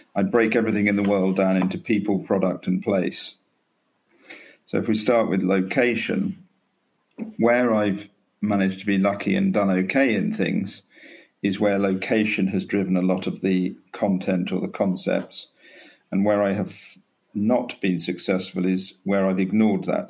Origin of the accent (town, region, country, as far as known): Norfolk, East of England, United Kingdom; born or raised there; also born or lived in Canterbury, Kent / London